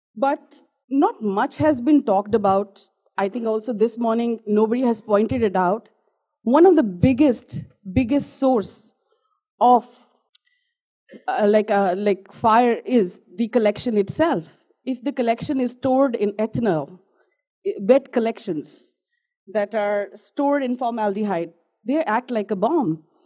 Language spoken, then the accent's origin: English; Jammu and Kashmir, India; I am from Jammu and Kashmir in India